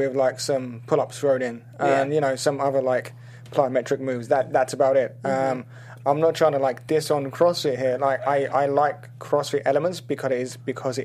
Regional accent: London, United Kingdom; moved away as an adult; now in Los Angeles, United States; I grew up in London, studied there, went to college there, came over to the US

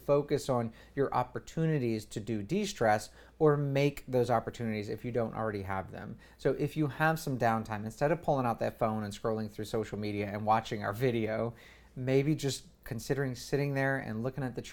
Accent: United States; we're American

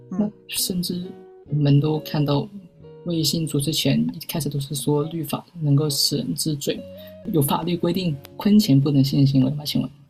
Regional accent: Guangzhou, Guangdong, China; accent: Cantonese-accented Mandarin (广普); 我是广州人，大家应该能够听得很清楚我的广谱

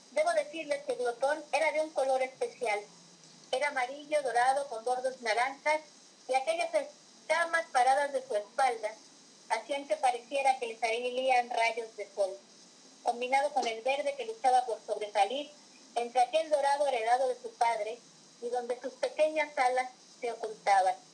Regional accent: Tabasco, Mexico; yo vivo en el trópico, yo soy tabasqueña. Entonces vivo en el trópico, en, en mi lugar de origen es cálido, es verde, es florido

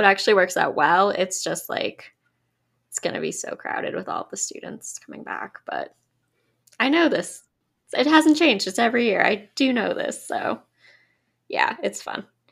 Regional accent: Connecticut, United States; you and I grew up in Connecticut

